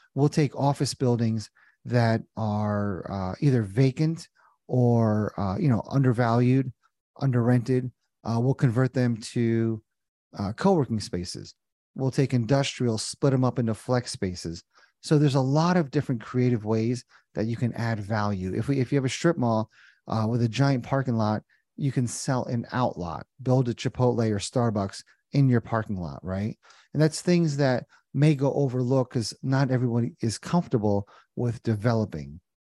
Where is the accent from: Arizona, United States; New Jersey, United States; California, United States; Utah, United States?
New Jersey, United States; moved away as an adult; also born or lived in Indiana; now in Cincinnati, United States; born and raised in Jersey